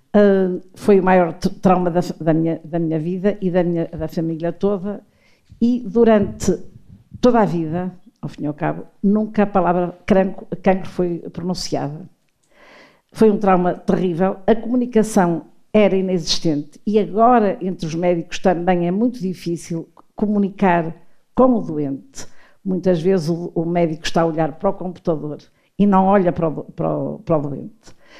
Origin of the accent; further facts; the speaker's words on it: Porto, Norte, Portugal; sou tripeira.